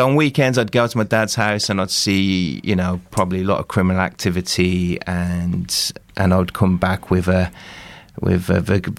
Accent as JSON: {"language": "English", "region": "Midlands", "country": "United Kingdom", "tie": "born or raised there", "said": "So I was brought up in the Midlands, my sort of dad left when I was about 3 years."}